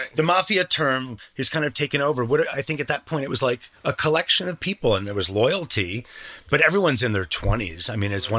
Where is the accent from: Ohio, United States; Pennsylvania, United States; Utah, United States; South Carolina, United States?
Ohio, United States; Cleveland; But, I'm from Cleveland originally. So when I was growing up, the Belkin brothers.